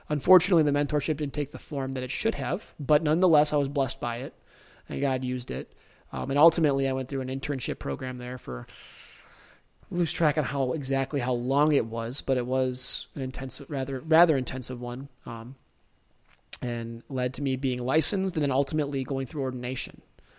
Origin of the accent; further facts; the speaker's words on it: Detroit, Michigan, United States; I grew up locally here in Metro Detroit. Shout out 313.